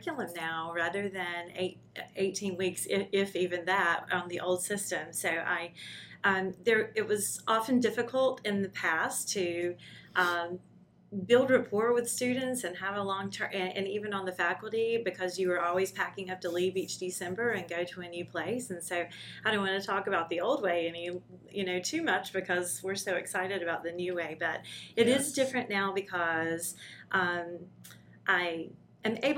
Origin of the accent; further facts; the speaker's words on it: North Carolina, United States; moved away as an adult; now in Madison, United States; I was originally from North Carolina, came from there, and my husband got a placement here at Redstone, and that's what drew us to Alabama